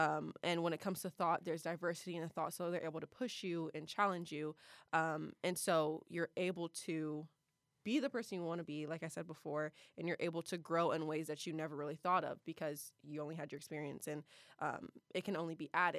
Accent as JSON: {"language": "English", "town": "Columbus", "region": "Ohio", "country": "United States", "said": "I'm from the best city in Ohio, the 614."}